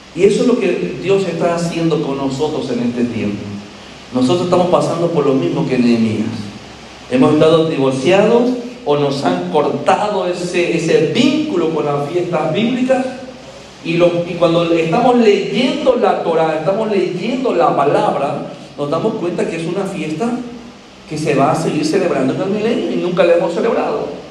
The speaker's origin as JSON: {"language": "Spanish", "region": "Andalusia", "country": "Spain", "said": "soy andaluz"}